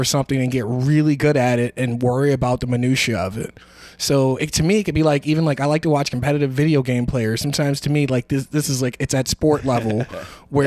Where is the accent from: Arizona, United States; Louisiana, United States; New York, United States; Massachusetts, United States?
Louisiana, United States; New Orleans; I am definitely from New Orleans